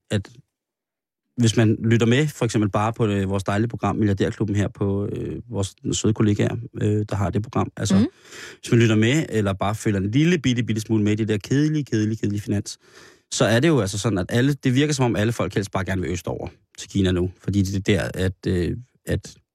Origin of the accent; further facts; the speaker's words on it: Spain; Undskyld. Ikke fra det Spanien, hvor jeg er fra.